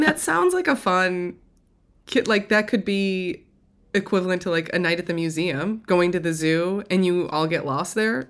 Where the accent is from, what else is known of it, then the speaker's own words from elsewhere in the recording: an hour outside Chicago, Indiana, United States; I grew up an hour outside of Chicago, but in, inside of Indiana